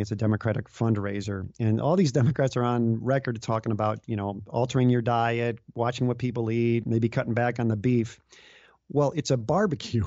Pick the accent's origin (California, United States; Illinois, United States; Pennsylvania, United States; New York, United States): Illinois, United States; Chicago; moved away as an adult; I grew up in the Chicago area